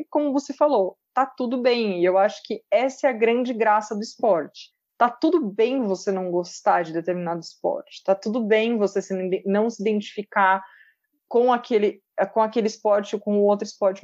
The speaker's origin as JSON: {"language": "Portuguese", "town": "Pedreira", "region": "São Paulo", "country": "Brazil", "tie": "born or raised there", "said": "eu sou de uma cidade do interior de São Paulo, chamada Pedreira, e a minha infância toda eu cresci dentro de um clube poliesportivo"}